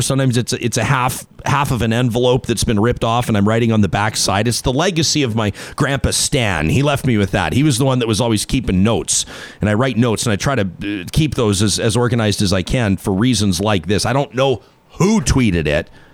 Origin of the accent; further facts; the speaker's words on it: Calgary, Alberta, Canada; as a kid that grew up in southern Alberta, I grew up in Calgary